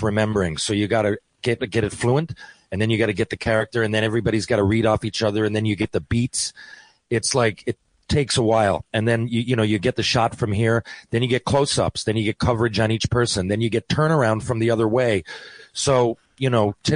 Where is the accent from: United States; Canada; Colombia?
Canada; we're all Canadian